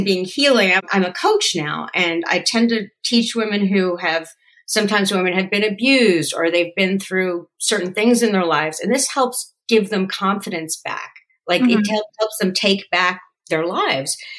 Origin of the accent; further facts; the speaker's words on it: New Jersey, United States; moved away as an adult; also born or lived in Yonkers, New York / New York / Hollywood; I was born in Yonkers, but I really grew up in New Jersey